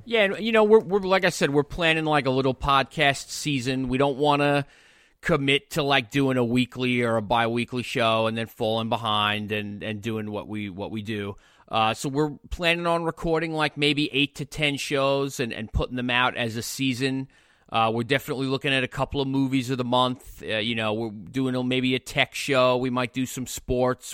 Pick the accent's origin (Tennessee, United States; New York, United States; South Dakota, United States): New York, United States; Long Island; I grew up on Long Island